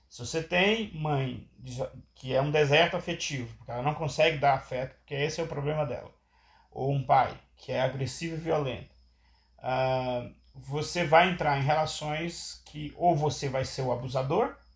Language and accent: Portuguese; Minas Gerais, Brazil; Aí eu sou de uma região, do estado de Minas Gerais, que as pessoas migram para os Estados Unidos